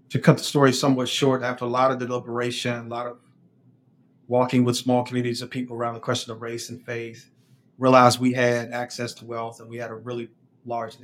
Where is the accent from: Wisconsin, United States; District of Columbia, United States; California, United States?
District of Columbia, United States; Washington; moved away as an adult; now in Durham, United States; I grew up in Washington, D.C., but my parents and going several generations back have been here at Durham.